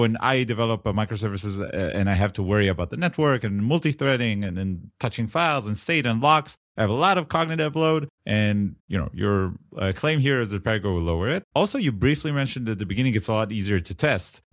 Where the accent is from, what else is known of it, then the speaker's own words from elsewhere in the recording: Israel; accent: Israeli; my Israeli accent